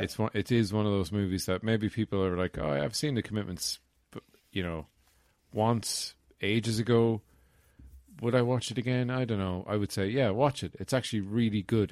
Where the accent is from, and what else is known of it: Ireland